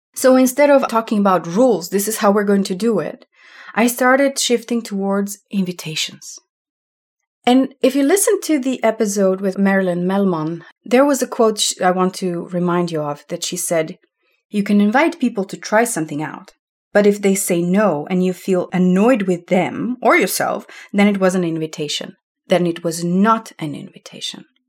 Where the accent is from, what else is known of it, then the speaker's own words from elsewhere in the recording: Slovenia; moved away as an adult; also born or lived in Amsterdam; I'm from Slovenia, that used to be socialistic country before when we were still part of Yugoslavia. And all of this context of where I was growing up